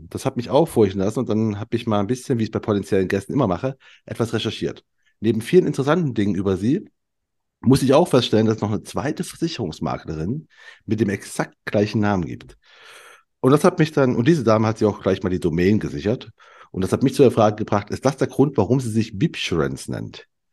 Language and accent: German; eastern Germany, Germany; moved away; also born or lived in Cologne; ich komme aus dem, aus dem Osten